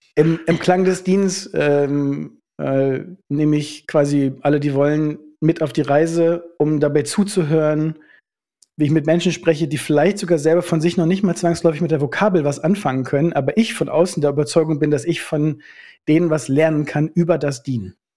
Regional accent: North Rhine-Westphalia, Germany; also born or lived in Schaumburger Land / Obernkirchen; now in Berlin, Germany; Ich bin eigentlich Ostwestfale

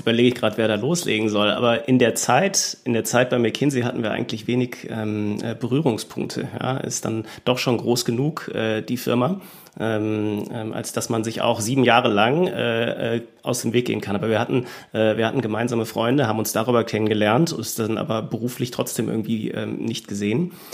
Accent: Germany; ich bin dann aufgewachsen in einer äh, deutschen Kleinstadt

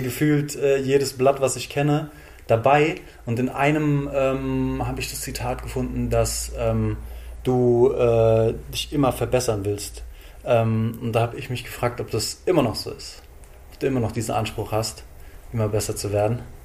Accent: Frankfurt am Main, Hesse, Germany; Meine Heimatstadt ist unter Synonymen wie Frankfurt, Bankfurt, Manhattan oder Hauptstadt des Verbrechens bekannt

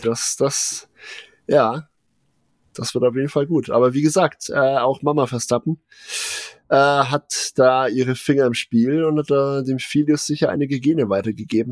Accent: Germany; also born or lived in Nuremberg; als äh, in Nürnberg ansässige Bewohner

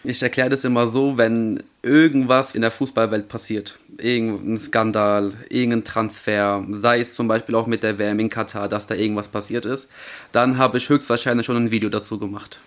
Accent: Germany; wir kommen eigentlich aus Deutschland

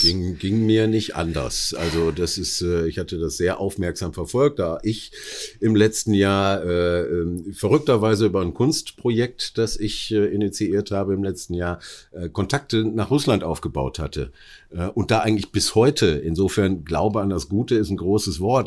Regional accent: Oberhausen, North Rhine-Westphalia, Germany; meiner Heimatstadt Oberhausen

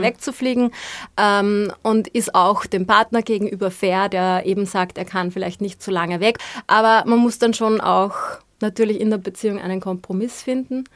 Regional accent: Austria; also born or lived in Vienna / Upper Austria; wie wir in Österreich sagen

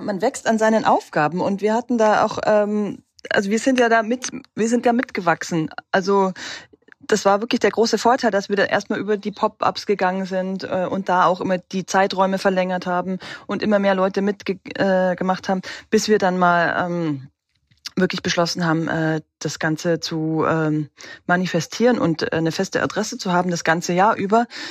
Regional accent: Regensburg, Bavaria, Germany; now in Halle, Germany; Ich komme ursprünglich aus Regensburg

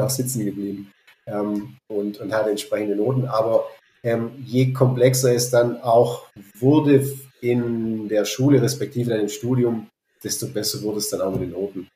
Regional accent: Fils Valley, Baden-Württemberg, Germany; also born or lived in Berlin; Ich bin hier im Filztal aufgewachsen.

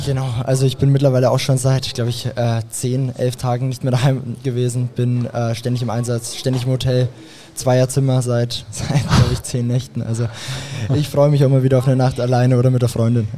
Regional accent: Graz, Styria, Austria; aus Graz, wo ich aufgewachsen bin

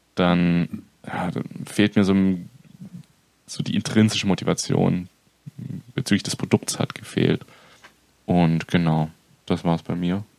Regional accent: near Stuttgart, Baden-Württemberg, Germany; moved away as an adult; also born or lived in northern Germany; mein ganzes Leben schon hier unten gelebt

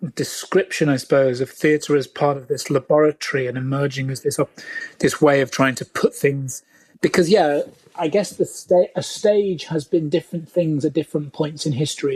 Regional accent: United Kingdom; I'm British

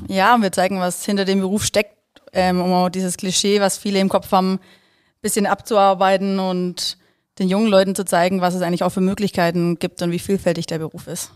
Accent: Ilshofen, Baden-Württemberg, Germany; Ich komme aus Schwäbisch Hall, Ilzhofene

